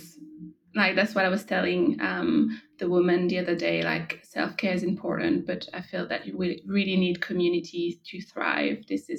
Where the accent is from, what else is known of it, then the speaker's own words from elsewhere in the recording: France; now in Australia; So I'm originally from France, but I moved to Australia 5 years ago